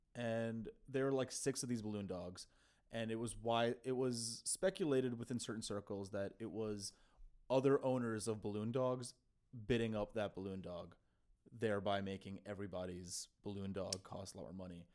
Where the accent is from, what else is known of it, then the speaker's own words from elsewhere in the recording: Kyiv, Ukraine; now in United States; in my home country, uh, in, in fact, my home city in Kyiv